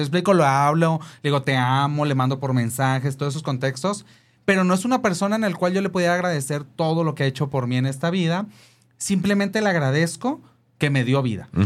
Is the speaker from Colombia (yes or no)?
no; Mexico; Nací en, el, en la colonia Cuauhtémoc